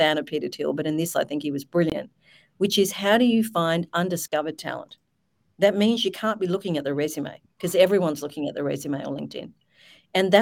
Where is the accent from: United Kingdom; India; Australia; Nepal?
Australia; I'm an Aussie.